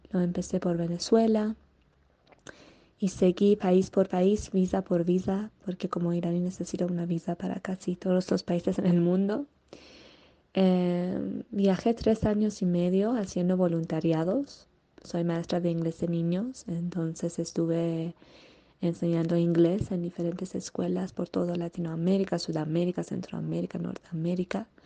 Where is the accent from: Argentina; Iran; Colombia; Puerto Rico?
Iran; Tehran, Tehran Province; Spanish is a second language; moved away as an adult; now in Mexico; tengo ahora 25 años. Eh, nací y crecí en Teherán, Irán, y viví ahí por 20 años. Hace casi seis años que salí de mi país y empecé a viajar.